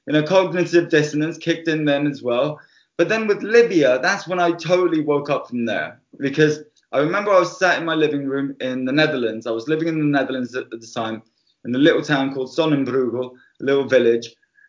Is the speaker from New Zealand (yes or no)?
no; Cyprus; also born or lived in United Kingdom; I was raised both in the UK and I was raised in Cyprus. And when I went to Cyprus when I was 7 years old